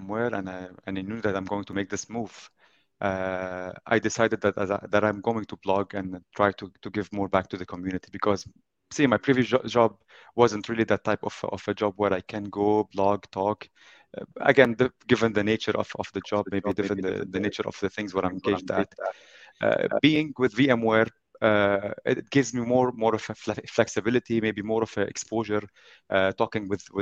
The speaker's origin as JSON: {"language": "English", "country": "Lebanon", "tie": "born or raised there", "moved": "yes", "lives_now": "Abu Dhabi, United Arab Emirates", "said": "I come originally from Lebanon. This is where I was born and raised. And I moved at also a very young age to the United Arab Emirates, specifically Abu Dhabi city."}